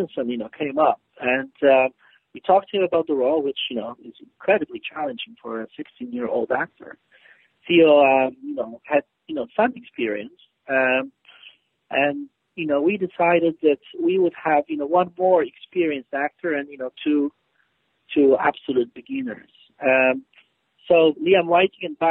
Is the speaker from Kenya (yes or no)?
no; Poland; moved away as an adult; now in United Kingdom; I grew up in Poland. I'm Polish. I haven't lived in Poland for almost 30 years now. And I, you know, I've lived in the UK for 18 years